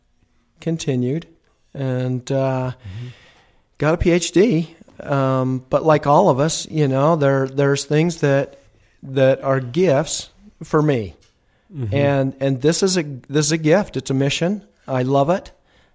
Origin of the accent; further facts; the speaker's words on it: Rexburg, Idaho, United States; I was born and raised in Rexburg, Idaho. Mm-hmm. And, you know, worked on a farm.